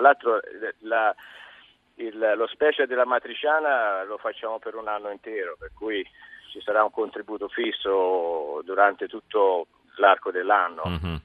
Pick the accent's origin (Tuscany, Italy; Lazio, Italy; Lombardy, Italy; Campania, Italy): Tuscany, Italy; Castiglione della Pescaia; moved away as an adult; now in Manila, Philippines; io originariamente sono di Castiglione della Pescaia in Toscana